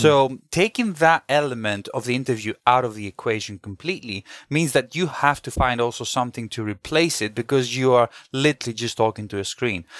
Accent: Greece; now in London, United Kingdom; I also did a local marketing role in Greece, where I'm originally from, 'cause I'm half British, half Greek

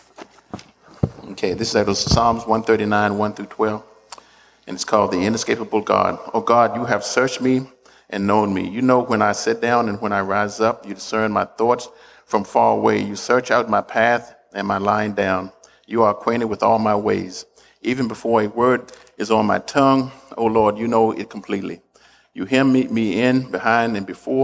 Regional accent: the South, United States; I was born in the South, and I was in the 50s there.

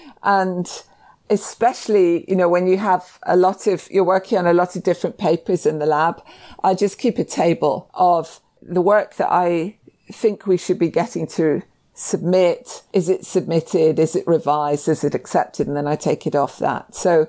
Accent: Scotland, United Kingdom; I think people might be surprised that I'm Scottish.

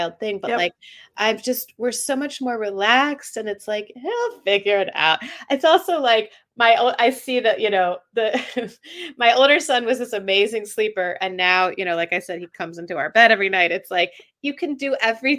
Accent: Atlanta, Georgia, United States; I grew up in Atlanta, I should say. So it was a very suburban childhood

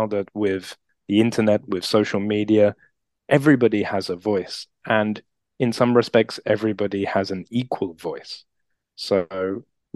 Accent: United Kingdom; being British

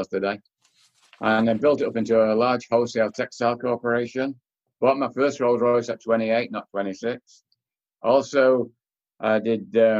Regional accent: Manchester, North West England, United Kingdom; moved away; I was born in Manchester, England, 1945, end of the war. A corner row house, no running hot water, outside toilet. People said it was poverty. Nobody ever told me I was poor. So for 19 years, I guess that was my palace. I used to play out in the street

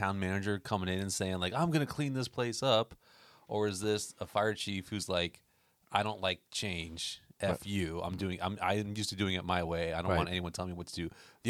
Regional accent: Florida, United States; because growing up in Florida, they would go to SeaWorld and we wouldn't go to Disney

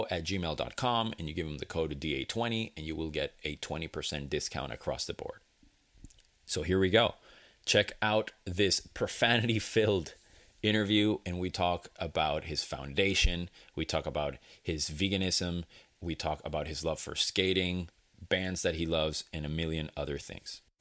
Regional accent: Venezuela; moved away; back, as you know, I'm from Venezuela.

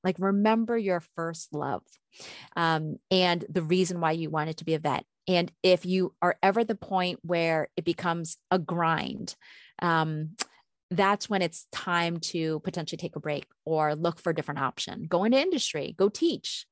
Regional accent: East Coast, United States; moved away as an adult; now in Minnesota, United States; I grew up on the East Coast until I was thirty, and when I moved to Minnesota where I've been for, you know, almost twenty years

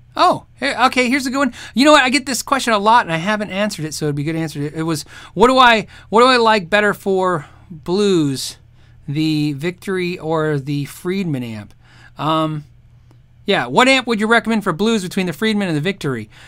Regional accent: Tucson, Arizona, United States; I grew up in Tucson

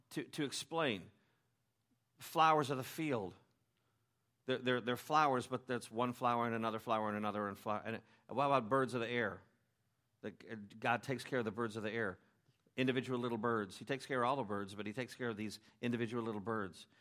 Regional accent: Chicago, Illinois, United States; I'm from Chicago, and, uh, people in Chicago hate fake things

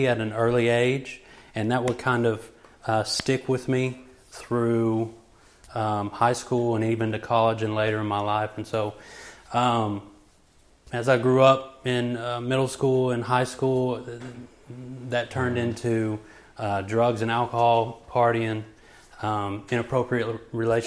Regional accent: Joshua, Texas, United States; I hail from Joshua, Texas. I was raised there all my life.

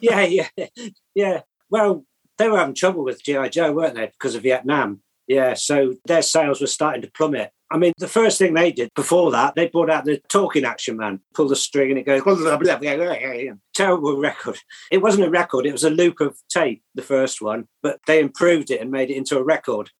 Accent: Oxford, South East England, United Kingdom; moved away as an adult; also born or lived in Birmingham; now in Swadlincote, United Kingdom; I was brought up in Oxford till I was 18 yeah, went to college, did product design at Birmingham

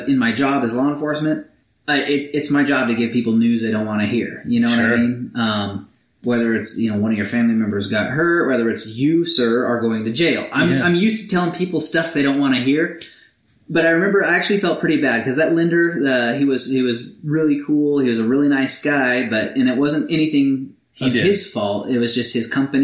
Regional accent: Alaska, United States; moved away as an adult; also born or lived in Azusa, California; now in Escondido, United States; I am from Alaska

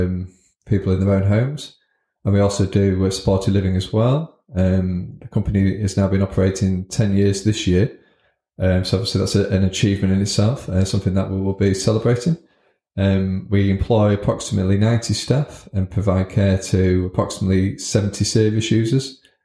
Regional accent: Scunthorpe, Yorkshire and the Humber, United Kingdom; So born and bred in Scunthorpe.

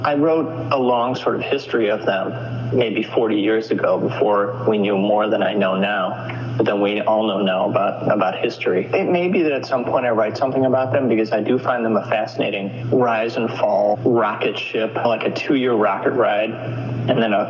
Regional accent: United States; as an American kid

